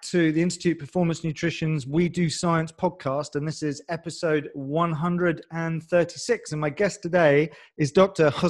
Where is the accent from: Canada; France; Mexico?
France; English is a second language; also born or lived in England; I know my accent. We talked about this offline, but I'm basically French